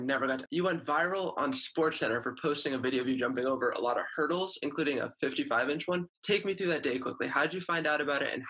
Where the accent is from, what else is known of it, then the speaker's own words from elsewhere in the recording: San Francisco, California, United States; I'm from San Francisco